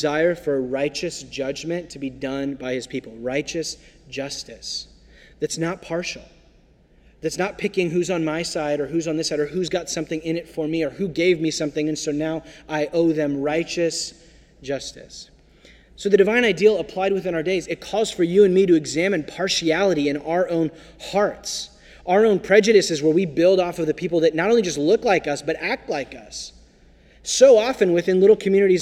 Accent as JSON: {"language": "English", "country": "United States", "said": "I'm an American"}